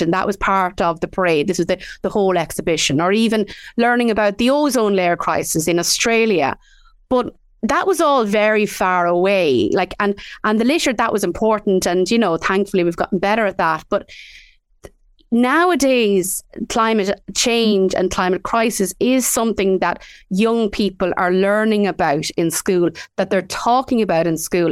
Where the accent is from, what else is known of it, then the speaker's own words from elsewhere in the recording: Midlands, Ireland; we grew up in the Midlands